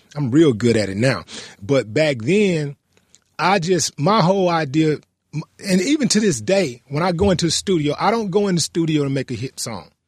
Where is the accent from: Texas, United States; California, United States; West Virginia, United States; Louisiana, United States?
Texas, United States; Houston; we're both from Fifth Ward